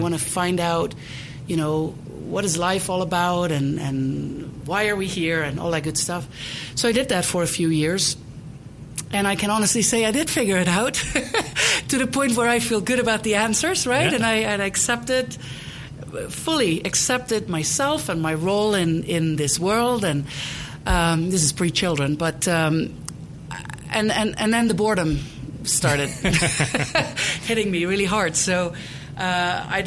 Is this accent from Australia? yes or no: no; Netherlands; English is a second language; moved away as an adult; also born or lived in East Coast, United States / Prescott, Arizona; now in Denver, United States; I was born and raised in the Netherlands, or Holland, as most people call it.